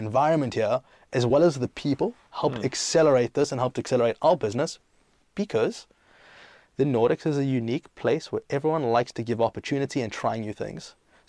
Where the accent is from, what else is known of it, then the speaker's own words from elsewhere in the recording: South Africa; also born or lived in Greece; And then I grew up in South Africa, and I grew up in Greece, and then I studied in London, and I lived in America.